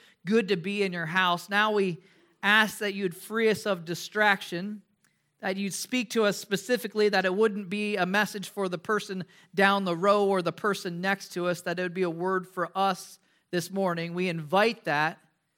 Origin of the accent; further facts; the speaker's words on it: Midwest, United States; One of the things that I enjoyed growing up in the Midwest, we had a lot of ponds and lakes.